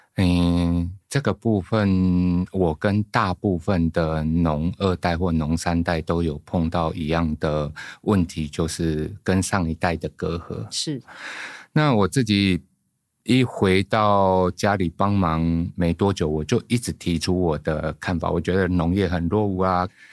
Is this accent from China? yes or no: no; Guishan, Taoyuan, Taiwan; 我来自桃园的龟山